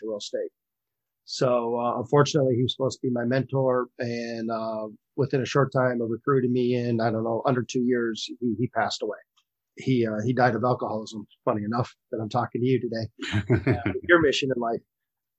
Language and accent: English; Michigan, United States; moved away as an adult; also born or lived in South Florida; I grew up in the state of Michigan